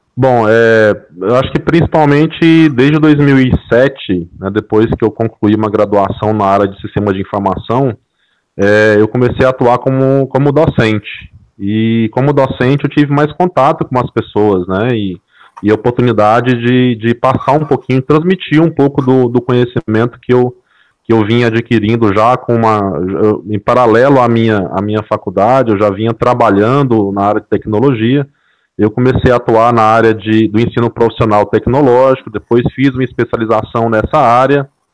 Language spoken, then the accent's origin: Portuguese; interior of Mato Grosso, Brazil; eu sou aqui do interior de Mato Grosso